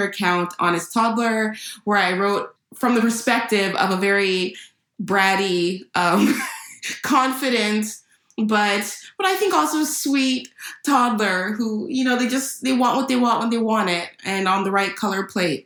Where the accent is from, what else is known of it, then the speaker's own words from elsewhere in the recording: California, United States; I was born and raised in California